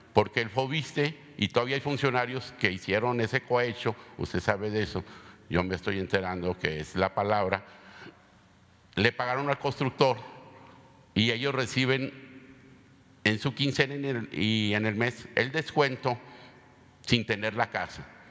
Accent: Mexico; Todos somos mexicanos

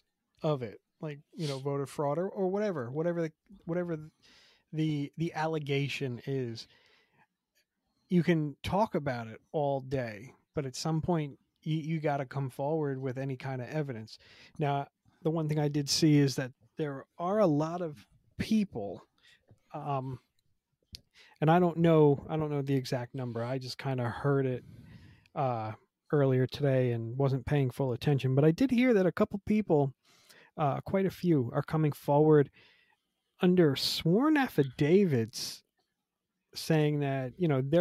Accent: United States

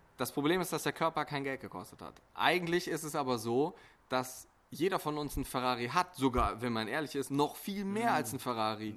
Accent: Bonn, North Rhine-Westphalia, Germany; also born or lived in Essen; hier in Deutschland, in Bonn. Ähm, da komme ich auch her, beziehungsweise ich studiere in Essen

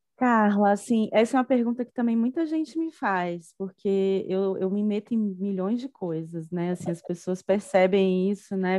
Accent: Salvador, Bahia, Brazil; moved away as an adult; now in Brasília, Brazil; Eu sou uma baiana, né? Sou de Salvador, mas vim estudar aqui na UNB

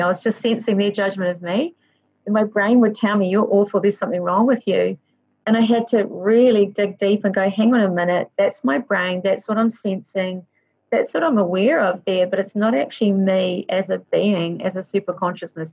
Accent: Waikato, New Zealand; I was born in the Waikato in New Zealand

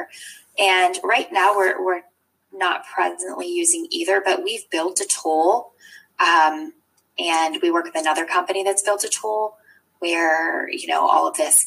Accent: Eastern Shore of Maryland, United States; I grew up on the Eastern Shore of Maryland

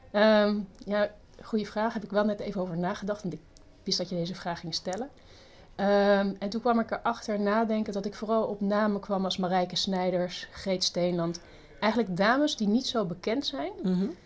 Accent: Australia; born there; also born or lived in Southern France; Ehm, geboren in Australië. Ik heb ook in Zuid-Frankrijk gewoond, dus een beetje over de hele wereld verschillende, ook verschillende culturen ontmoet.

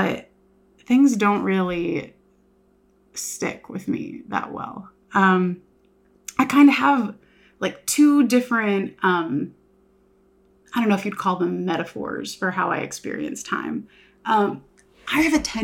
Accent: Houston, Texas, United States; moved away as an adult; also born or lived in Los Angeles, California; now in Norman, United States; I am from Houston, Texas, kind of like cheer mom suburbs. Like, everyone has a pool or a trampoline in their backyard

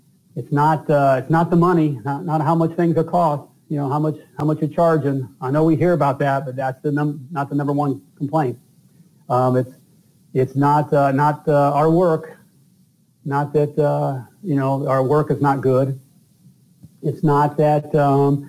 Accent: Indiana, United States; I'm from Indiana.

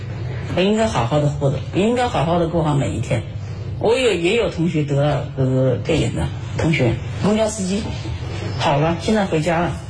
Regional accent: Wuhan, Hubei, China; 武汉人，你看，不是钟南山就说了嘛，武汉是很英雄的城市，那我们武汉人民都是英雄的人民呐。

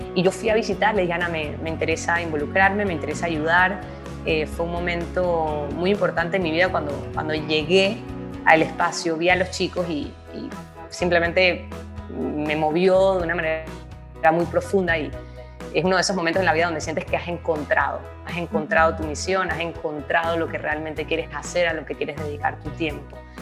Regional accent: Panama; nací en Panamá, soy hija de dos inmigrantes

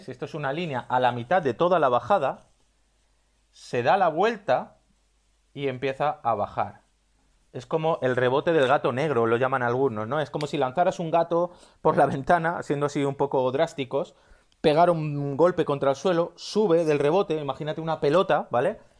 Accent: Spain; si me estás escuchando desde España, donde yo soy

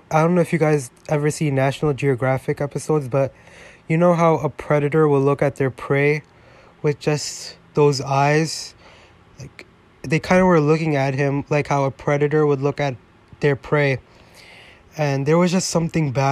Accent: New York, United States; I grew up in New York

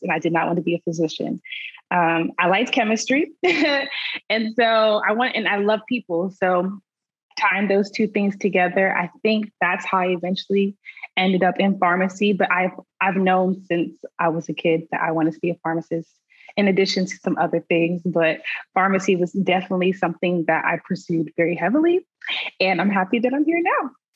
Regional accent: Nigeria; being Nigerian

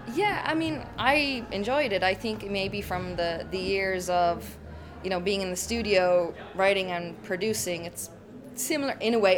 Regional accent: Ireland; moved away as an adult; also born or lived in Stockholm, Sweden; I'm Irish. I'm born and raised in Ireland

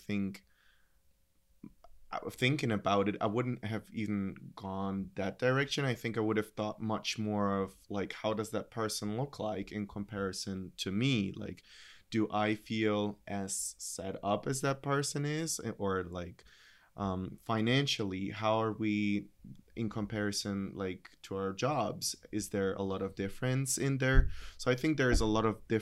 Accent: near Munich, Bavaria, Germany; moved away; Growing up in Germany, close to Munich

